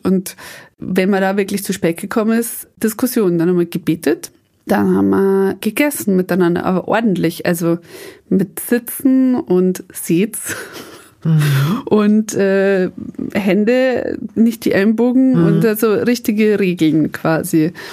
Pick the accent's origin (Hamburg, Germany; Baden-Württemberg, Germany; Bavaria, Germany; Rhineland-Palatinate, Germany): Bavaria, Germany; Upper Palatinate; also born or lived in Mexico; bei uns in der Oberpfalz